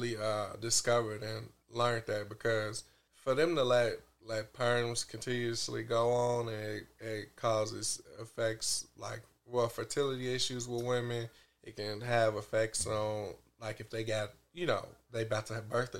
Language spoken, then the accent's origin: English; Chicago, Illinois, United States; I'm from Chicago. I know about Cabrini Greens.